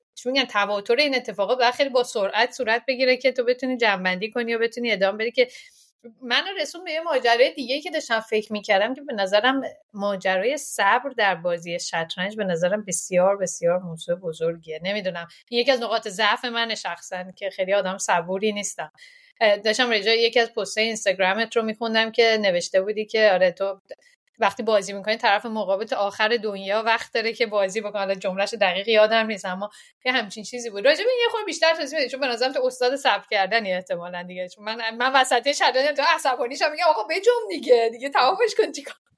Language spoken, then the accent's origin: Persian; Iran; moved away; از ایران اومدیم